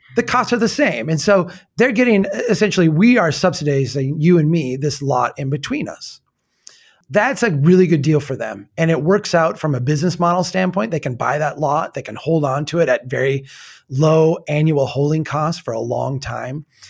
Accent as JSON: {"language": "English", "region": "old frontier town in the Midwest", "country": "United States", "tie": "born or raised there", "said": "my hometown in eighteen seventy"}